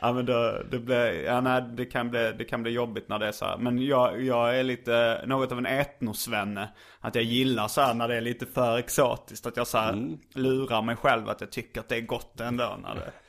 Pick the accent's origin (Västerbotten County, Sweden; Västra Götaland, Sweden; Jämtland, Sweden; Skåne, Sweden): Skåne, Sweden; Lund; accent: Lund dialect; moved away as an adult; also born or lived in Hjärup / Stockholm / Malmö; identitetsskapande högstadiet i gymnasiet var i Lund. Mm. Och lite typ något år efter där också så att det eh, Jag pratar lite Lundadialekt tror jag ändå